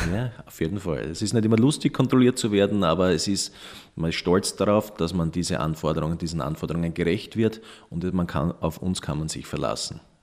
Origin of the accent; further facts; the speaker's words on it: Austria; bei uns in Österreich